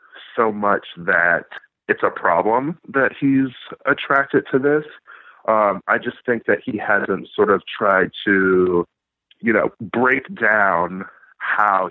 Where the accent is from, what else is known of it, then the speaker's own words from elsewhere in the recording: Wisconsin, United States; I grew up in the Midwest as well, mm-hmm. in Wisconsin